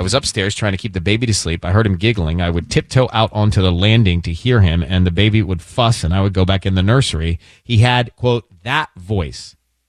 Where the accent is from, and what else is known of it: the South, United States